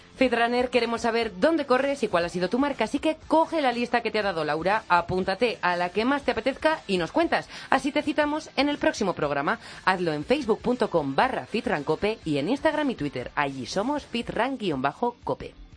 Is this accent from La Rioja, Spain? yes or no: yes; La Rioja, Spain; yo como riojana